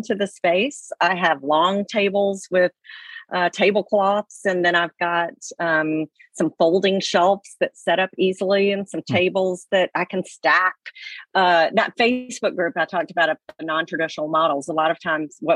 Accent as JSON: {"language": "English", "region": "Alabama", "country": "United States", "said": "I was from Alabama"}